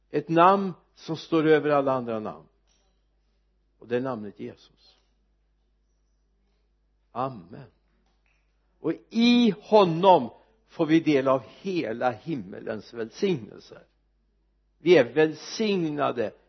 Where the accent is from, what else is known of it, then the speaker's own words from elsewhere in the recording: Mariestad, Västra Götaland, Sweden; hemma i Mariestad